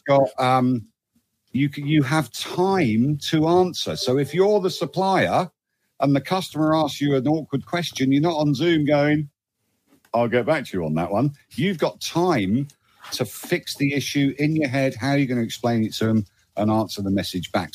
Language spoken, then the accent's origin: English; United Kingdom; I'm not an American citizen. I'm a, I'm a UK citizen